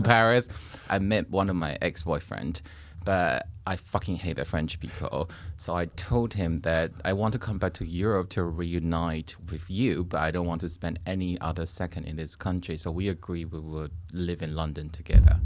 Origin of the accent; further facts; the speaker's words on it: Taipei, Taiwan; moved away as an adult; I was born and raised in Taiwan, And, uh, I left Taiwan after ye, new, after uni and the military services